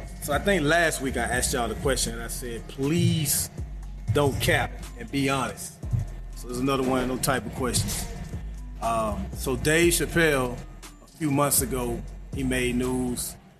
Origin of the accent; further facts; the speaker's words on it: Prichard, Alabama, United States; I've shown the garage apartment that I grew up in Pritchett, Alabama.